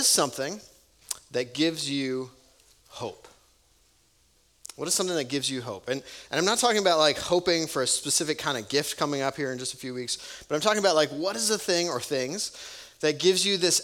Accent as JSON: {"language": "English", "region": "Wisconsin", "country": "United States", "tie": "born or raised there", "said": "growing up in Wisconsin"}